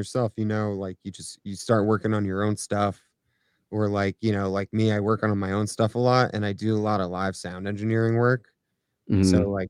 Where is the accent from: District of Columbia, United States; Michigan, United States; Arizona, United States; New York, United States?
New York, United States; I grew up on the East Coast and mm-hmm. we have a huge hip hop community, especially in New York.